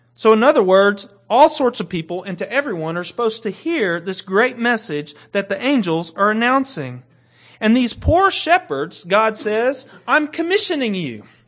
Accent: Kentucky, United States; I grew up in Kentucky.

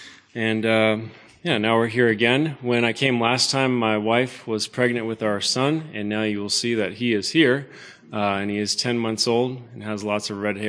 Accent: Benson, Arizona, United States; My family and I are from the area. I grew up down in Benson, Arizona, which is east of here.

